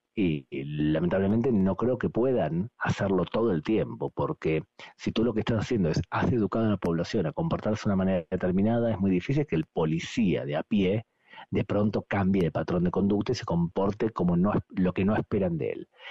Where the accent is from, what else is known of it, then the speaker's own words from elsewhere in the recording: Argentina; moved away; nací en Argentina